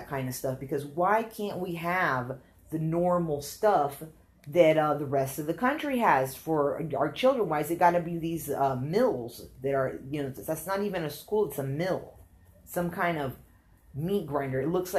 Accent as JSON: {"language": "English", "region": "Alabama", "country": "United States", "said": "listen, bro, we're from Alabama. We moved down here. I'm American, okay?"}